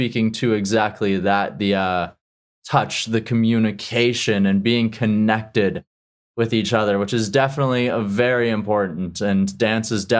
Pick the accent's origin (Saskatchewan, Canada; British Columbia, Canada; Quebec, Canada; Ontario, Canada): Saskatchewan, Canada; Regina; moved away; I'm originally from Regina, which is in Saskatchewan